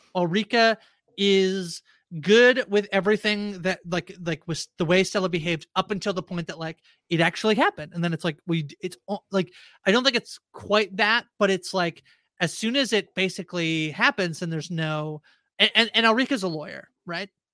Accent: Canada; I'm Canadian

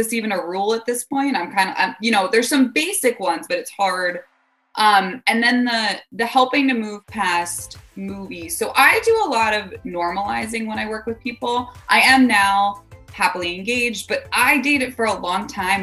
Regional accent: East Coast, United States; I'm also from the East Coast

